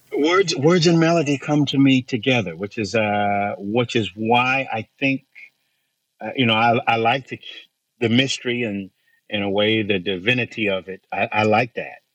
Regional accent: Bakersfield, California, United States; I grew up in Central California and Bakersfield, California

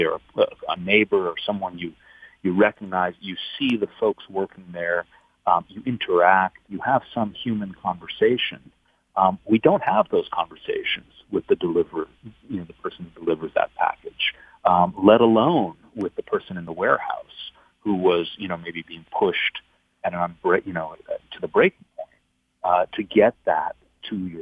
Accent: Buffalo, New York, United States; I grew up in Buffalo, so I'm a real connection to the Rust Belt

